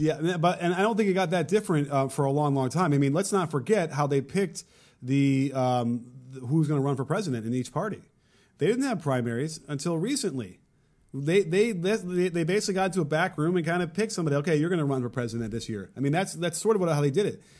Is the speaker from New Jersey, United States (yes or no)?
no; Chicago, Illinois, United States; I grew up in Chicago